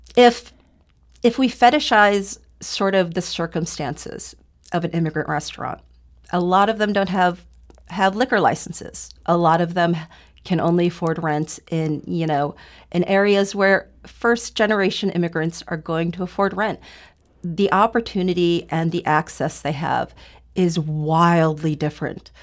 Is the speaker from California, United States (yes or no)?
no; University City, Missouri, United States; also born or lived in South Korea; I grew up in University City because my parents decided to buy a home there